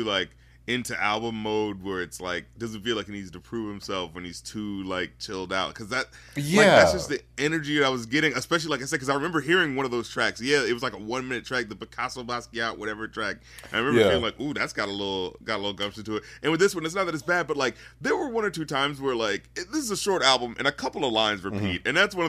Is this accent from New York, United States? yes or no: no; North Carolina, United States; You know, I'm from North Carolina too.